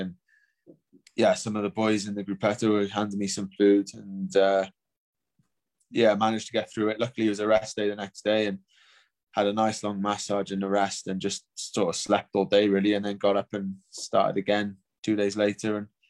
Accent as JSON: {"language": "English", "country": "United Kingdom", "said": "obviously being British, and it started in London"}